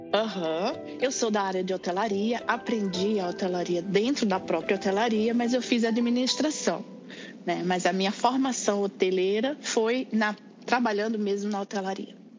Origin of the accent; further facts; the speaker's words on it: Natal, Rio Grande do Norte, Brazil; moved away as an adult; now in Seattle, United States; sou de Natal, lá do Rio Grande do Norte. É, moro no, no, momento em Seattle, em Washington